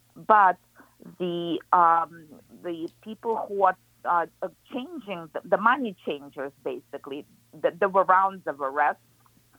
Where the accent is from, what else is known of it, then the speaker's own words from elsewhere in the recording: Kyiv, Ukraine; English is a second language; moved away as an adult; now in Southwest Florida, United States; Kiev was the third largest city of the USSR. So I grew up in the Soviet Union.